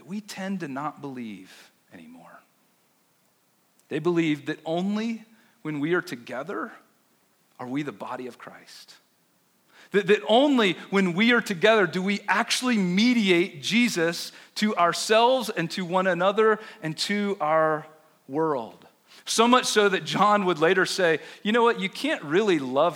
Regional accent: Chapel Hill, North Carolina, United States; now in Denver, United States; I grew up in Chapel Hill

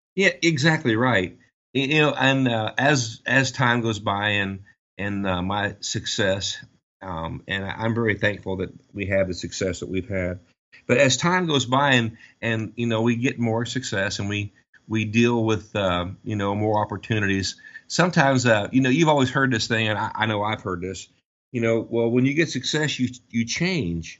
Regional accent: United States

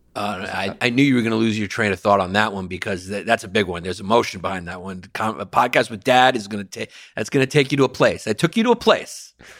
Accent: New York, United States; I'm a lifelong New Yorker

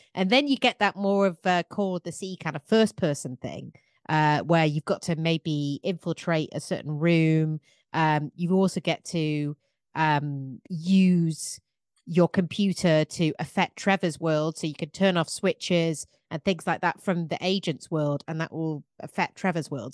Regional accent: England, United Kingdom; I'm English

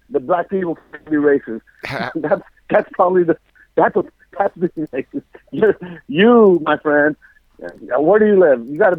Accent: Mexico; moved away; I'm from Mexico

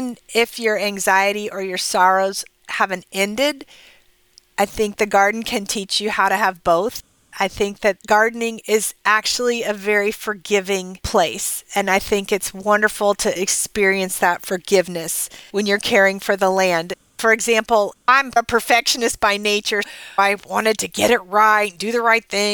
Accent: Dallas, Texas, United States; my hometown newspaper, the Dallas Morning News

